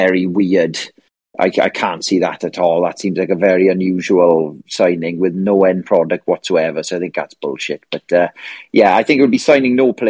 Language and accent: English; South Wales, United Kingdom; me being from South Wales, a lot of Man United fans in this area